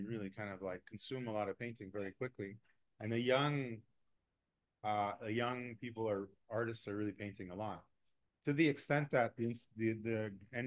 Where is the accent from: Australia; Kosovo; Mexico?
Mexico; moved away; also born or lived in Montreal, Canada; I'm from Mexico, where people have little means, and what they do is they diversify